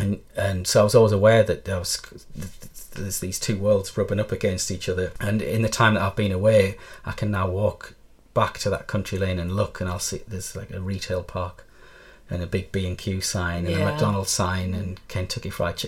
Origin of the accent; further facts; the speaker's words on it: Belmont, North East England, United Kingdom; growing up in Belmont, I was always aware that it was entirely new, really. It was literally fields, you know, I remember when it was fields around here, but in the 60s it was, I was born in the 70s, but I've got photos of the house I grew up